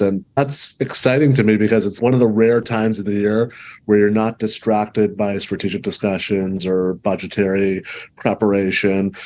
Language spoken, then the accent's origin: English; Canada; I'm Canadian